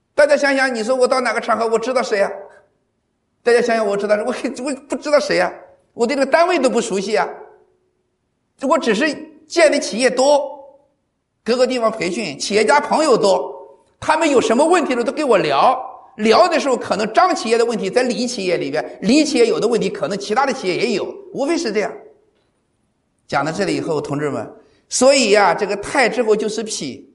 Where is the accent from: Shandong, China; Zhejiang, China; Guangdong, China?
Shandong, China; 咱们山东人说个实话